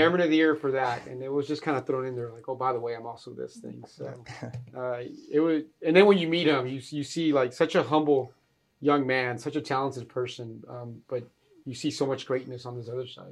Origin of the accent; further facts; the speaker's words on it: Fort Worth, Texas, United States; moved away; Fort Worth, Texas, uh, my hometown